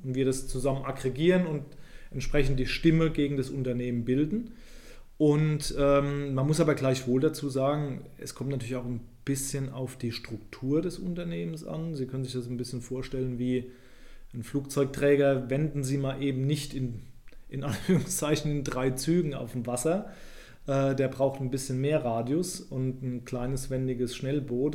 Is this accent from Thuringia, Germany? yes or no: no; Rhineland-Palatinate, Germany; moved away; ich komme ursprünglich aus der Pfalz